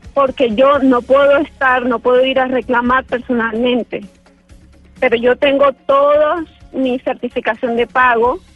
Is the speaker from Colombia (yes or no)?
yes; Valledupar, Cesar, Colombia; moved away as an adult; also born or lived in Barranquilla; now in Panama; yo soy de Valledupar